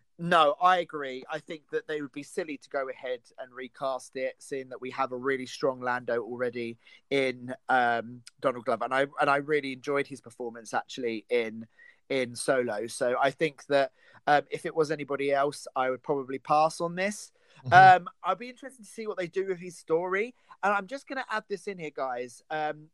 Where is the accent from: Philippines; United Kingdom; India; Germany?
United Kingdom; I'm British and we are very far ahead of you in time